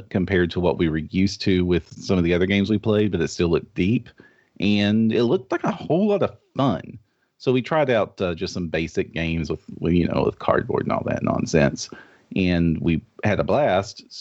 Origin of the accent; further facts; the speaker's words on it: Kentucky, United States; Oh yes, I am from Eastern Kentucky in the United States which is the middle of nowhere.